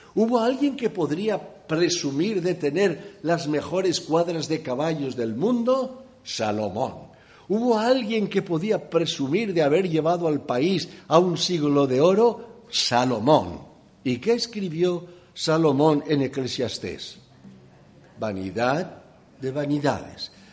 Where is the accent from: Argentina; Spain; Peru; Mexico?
Spain; Valencia, Valencian Community; moved away; also born or lived in Llíria; yo nací en Valencia, en la parte trasera de mi casa eran campos, por eso he comido buen maíz